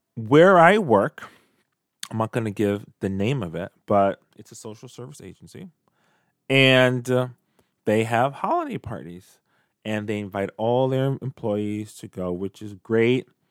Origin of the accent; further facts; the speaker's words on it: New York City, New York, United States; when I was a kid growing up in Canarsie, Brooklyn